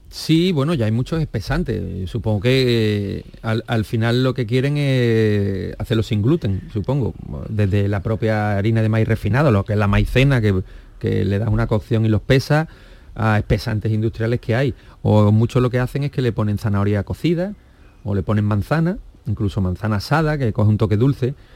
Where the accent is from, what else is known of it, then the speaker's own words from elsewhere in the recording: Seville, Andalusia, Spain; also born or lived in Málaga; yo nací en Sevilla